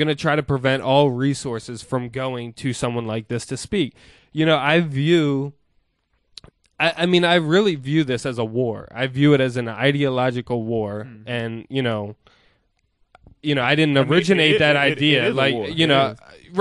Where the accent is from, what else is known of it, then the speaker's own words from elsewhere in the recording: United States; growing up in the United States